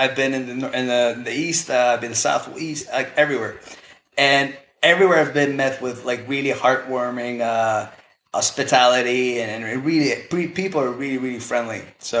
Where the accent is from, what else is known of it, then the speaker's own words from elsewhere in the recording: Spain; English is a second language; I'm born in Spain, born and bred in Spain. I went to a British school, and then I flipped my accent because I studied in the U.S. for a year.